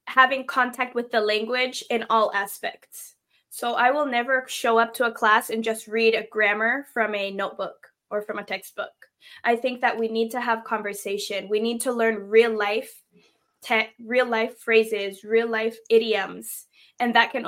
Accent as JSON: {"language": "English", "town": "Seattle", "region": "Washington", "country": "United States", "tie": "born or raised there", "first_language": "English", "said": "I am from Seattle, Washington, born and raised in Seattle. And yes, English is my first language"}